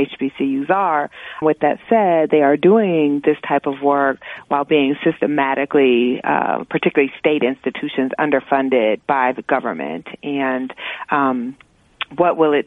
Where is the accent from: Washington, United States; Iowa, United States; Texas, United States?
Iowa, United States; moved away; also born or lived in Oregon / North Carolina / New York; I grew up in Iowa and was bused as part of a school segregation program